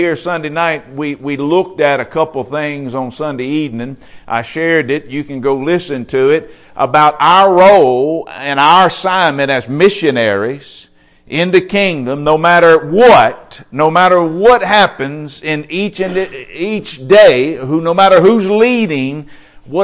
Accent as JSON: {"language": "English", "country": "United States", "said": "as an American who is a disciple of the Lord Jesus Christ"}